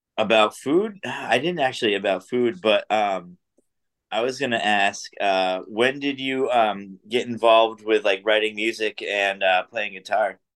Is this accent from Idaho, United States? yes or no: no; New Hampshire, United States; I grew up in New Hampshire